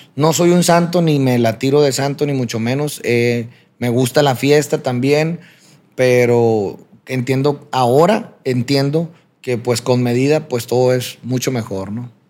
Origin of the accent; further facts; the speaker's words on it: Culiacancito, Sinaloa, Mexico; nací en Culiacán, Sinaloa, como lo mencionas. Me crié en un pueblo pequeño a, las afueras de Culiacán que se llama Culiacancito.